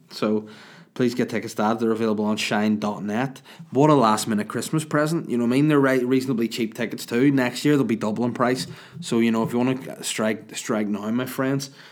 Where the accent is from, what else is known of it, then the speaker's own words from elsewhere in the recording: Ireland; I'm the Irish